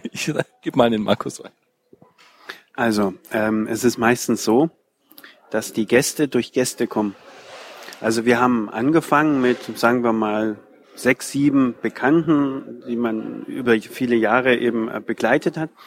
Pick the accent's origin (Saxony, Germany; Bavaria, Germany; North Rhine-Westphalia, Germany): Bavaria, Germany; Nuremberg; oh, ich komme aus Nürnberg, ah ja, klar, Nürnberg, ja, kenne ich schon, ist ja nicht weit weg von hier.